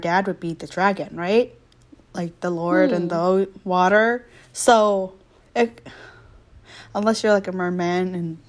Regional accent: United States; growing up in America

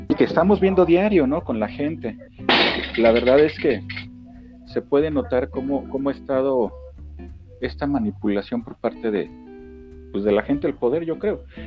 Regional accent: Mexico City, Mexico; also born or lived in Querétaro; soy originario de, la Ciudad de México, soy chilango

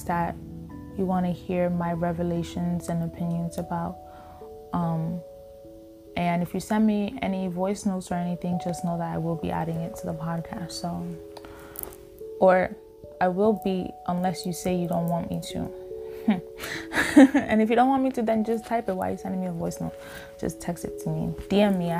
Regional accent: New York City, New York, United States; moved away as an adult; we're originally from Staten Island, but we weren't living in Staten Island anymore. It was the pandemic that brought us back home

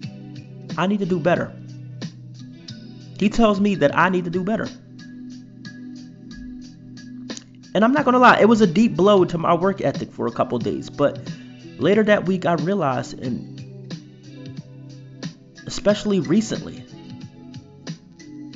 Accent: Philadelphia, Pennsylvania, United States; I'm from Philadelphia

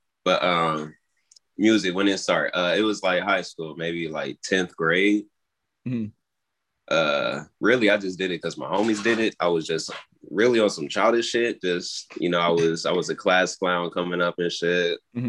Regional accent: Oklahoma, United States; now in South Carolina, United States; But I'm not originally from South Carolina. I came from Oklahoma and shit, and my dad's a tattoo artist based out there and shit.

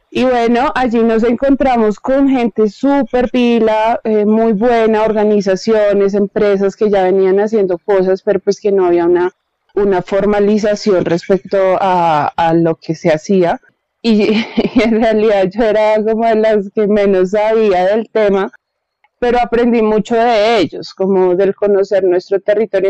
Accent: Bogotá, Colombia; yo nací acá en Bogotá

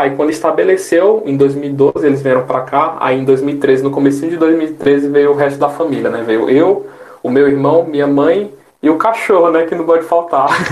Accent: Oeiras, Piauí, Brazil; now in São Paulo, Brazil; do estado que eu sou, que eu sou vivido e criado

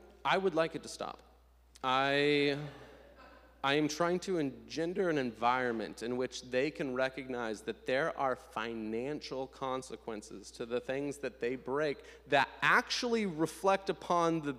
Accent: Nebraska, United States; moved away; I'm from Nebraska, and every summer I vacation for about 2 weeks in Lincoln, Nebraska

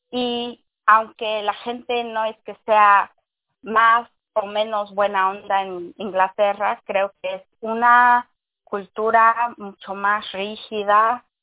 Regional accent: Mexico; Sí, sí, yo me considero latina porque soy mexicana.

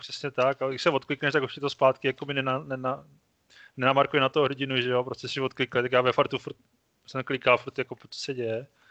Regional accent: Brno, South Moravian Region, Czechia; jsem z Brna

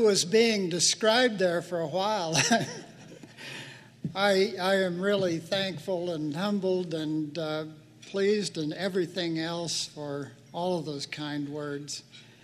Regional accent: Eden, Idaho, United States; growing up in Jerome County

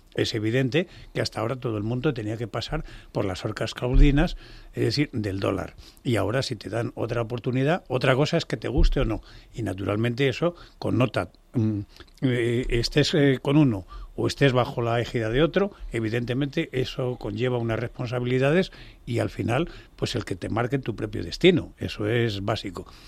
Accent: Spain; como español

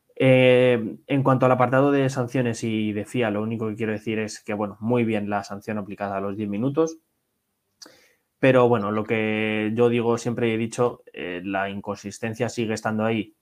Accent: Spain; como aficionados españoles que somos

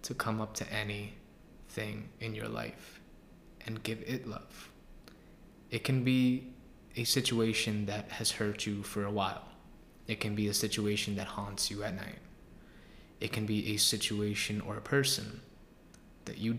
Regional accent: New York City, New York, United States; I'm from Queens

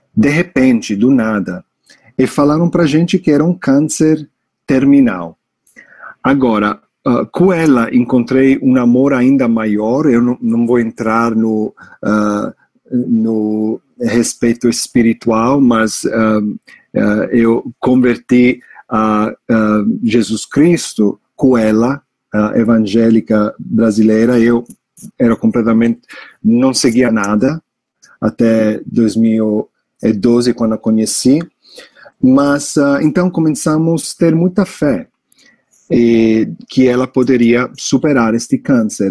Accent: New York, United States; Portuguese is a second language; moved away as an adult; also born or lived in Italy; now in Brazil; Eu sou um americano de New York, de Nova York, mas eh, eu sou de família italiana.

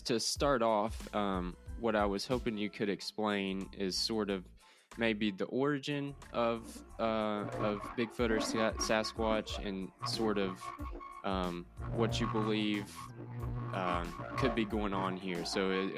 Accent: Eastern Kentucky, United States; now in Central Kentucky, United States; We're from Eastern Kentucky originally. Now we live in Central Kentucky

